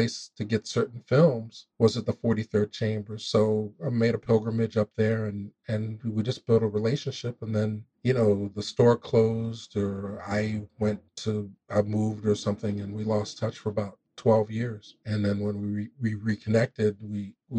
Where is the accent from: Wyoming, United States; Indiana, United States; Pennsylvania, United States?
Pennsylvania, United States; Philadelphia; I come up from Philly.